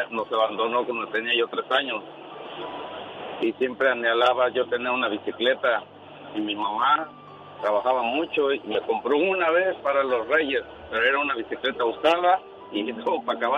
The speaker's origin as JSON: {"language": "Spanish", "town": "Nezahualcóyotl", "region": "State of Mexico", "country": "Mexico", "tie": "born or raised there", "said": "De la Ciudad de México."}